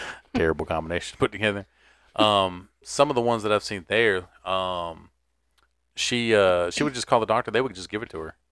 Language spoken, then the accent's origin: English; Garner, Raleigh area, North Carolina, United States; places from my hometown